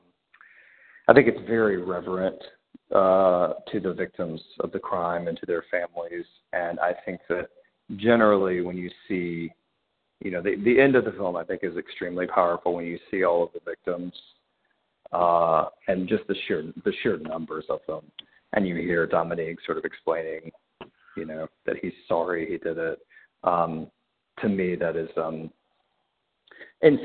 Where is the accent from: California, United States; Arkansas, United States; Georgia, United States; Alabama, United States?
Alabama, United States; Birmingham; moved away as an adult; also born or lived in New York City; now in New York, United States; I'm 44 years old, and I grew up in Birmingham